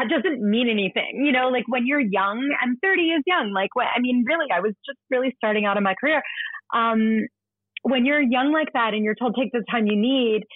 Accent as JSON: {"language": "English", "town": "Philadelphia", "region": "Pennsylvania", "country": "United States", "tie": "born or raised there", "moved": "as an adult", "lives_now": "New York City, United States", "said": "Philadelphia, which is my hometown"}